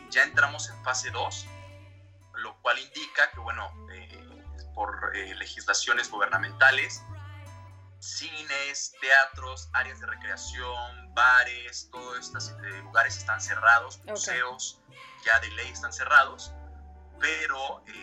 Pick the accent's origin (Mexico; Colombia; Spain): Mexico; also born or lived in Dublin, Ireland; soy mexicano, vivo aquí en la Ciudad de México, ya tengo aproximadamente 10 meses que regresé ya de Dublín.